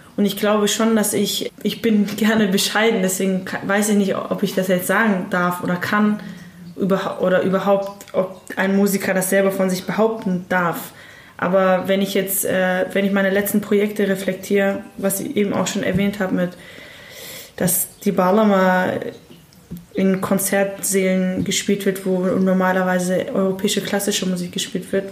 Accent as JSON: {"language": "German", "region": "Hamburg", "country": "Germany", "tie": "born or raised there", "said": "ich bin in Hamburg aufgewachsen"}